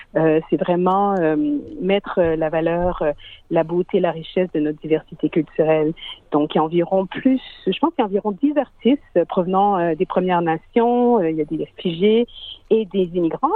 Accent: Montreal, Quebec, Canada; moved away as an adult; now in Sydney, Australia; je suis née à Montréal de parents haïtiens et j'ai immigré en Australie environ presque dix ans

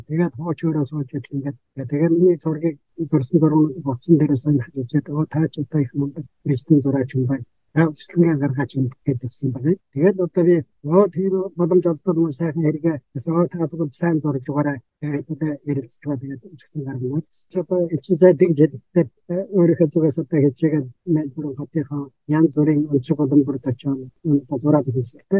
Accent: Mongolia; хөдөө төрж өссөн.

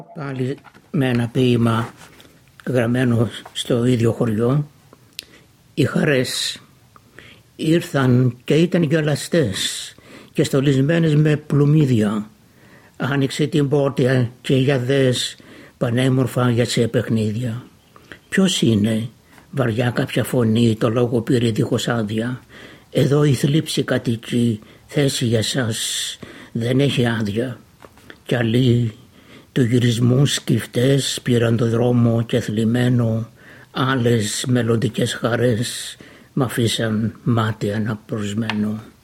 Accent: Almopia, Pella, Central Macedonia, Greece; moved away as an adult; now in Melbourne, Australia; κατάγομαι από την Βόρειο Ελλάδα, επαρχία Αρμοπίας, νομού Πέλης. Στην Αυστραλία ήρθα το 1958

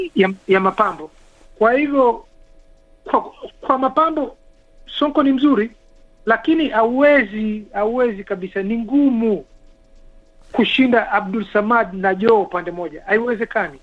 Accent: Kenya; sisi ni Wakenya

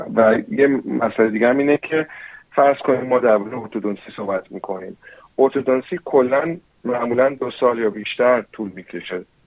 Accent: New Zealand; Persian is a second language; now in Australia; من چون فارسیم اولین لنگویجم نبوده یعنی من تو نیوزیلند به دنیا آمدم و بزرگ شدم

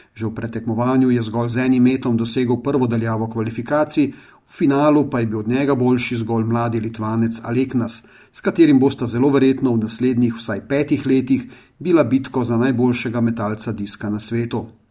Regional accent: Slovenia; smo Slovenci

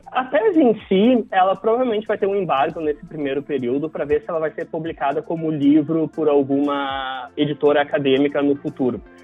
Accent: Brazil; now in Australia; eu também sou brasileiro

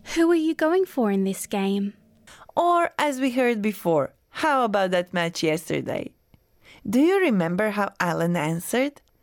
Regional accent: Croatia; now in Australia; my birth country

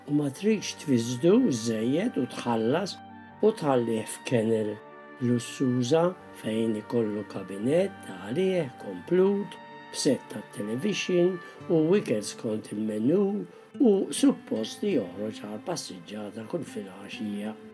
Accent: Malta; now in Australia; ma kienux parti mill-kultura tagħna bħala Maltin.

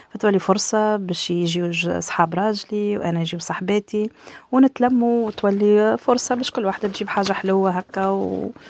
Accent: Tunisia; now in Australia; كتونسية بدرجة أولى نشجع بلادي ونشجع تونس

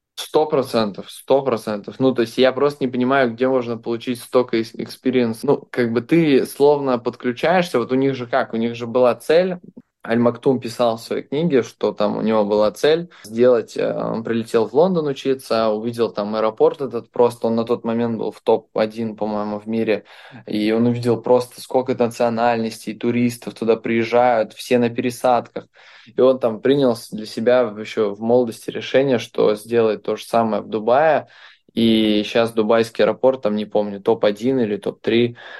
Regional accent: Belarus; now in Dubai, United Arab Emirates; Я сам из Беларуси

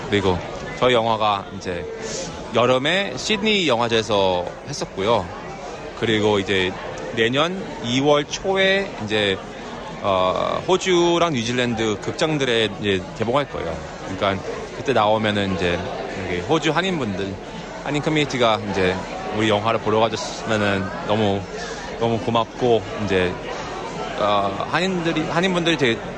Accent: Vancouver, British Columbia, Canada; also born or lived in Seoul, South Korea; 저는 이제 서울에서 태어나서 이제 94년도에 아, 어, 밴쿠버 캐나다로 이민을 갔어요.

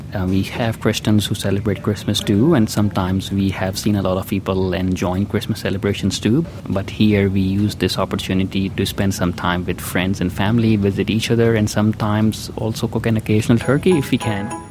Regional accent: Pakistan; now in Australia; I'm from Pakistan originally

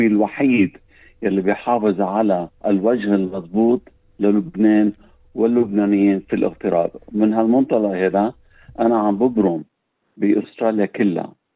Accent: Lebanon; now in Australia; نحن بنقول كلبنانيين وين ما كنا ان كان في لبنان او بالاغتراب

